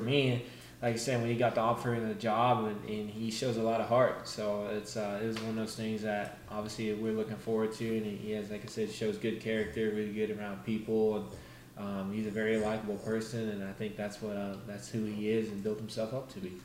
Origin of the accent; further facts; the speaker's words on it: Daytona Beach, Florida, United States; my hometown race, Daytona